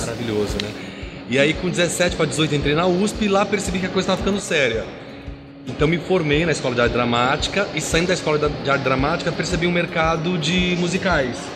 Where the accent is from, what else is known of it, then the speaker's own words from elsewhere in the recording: Brazil; eu sou bem brasileiro